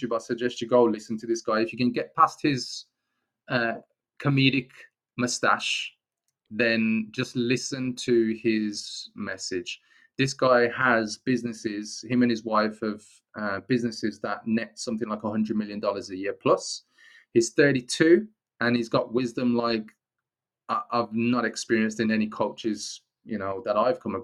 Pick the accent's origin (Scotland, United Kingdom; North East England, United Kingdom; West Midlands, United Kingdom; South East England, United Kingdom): West Midlands, United Kingdom; Wolverhampton; I'm from the Black Country, Wolverhampton